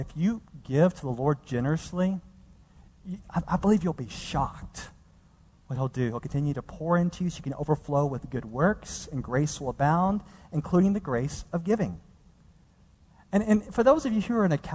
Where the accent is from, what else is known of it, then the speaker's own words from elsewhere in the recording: Dallas, Texas, United States; moved away as an adult; now in California, United States; the place where I grew up in this downtrodden portion of Dallas